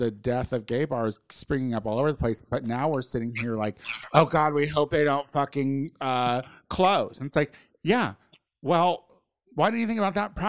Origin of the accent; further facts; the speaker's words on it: rural Illinois, United States; because I'm from Illinois. I'm from rural Illinois.